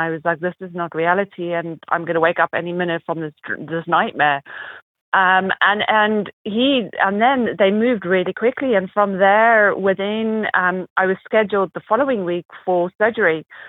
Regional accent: South Africa; accent: mixture; also born or lived in United Kingdom / North Carolina; now in Arizona, United States; We moved from the UK to the US, and I was born and raised in South Africa. So I've kind of traveled a lot, lived all over the place. So my accent's a little bit of a mixture of a little bit of everything.

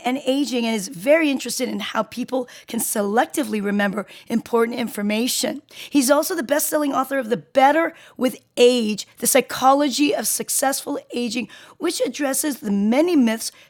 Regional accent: South Korea; I'm Korean. I'm from South Korea.

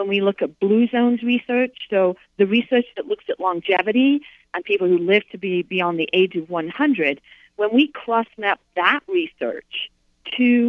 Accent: United Kingdom; moved away; I grew up in the United Kingdom. I grew up in Europe

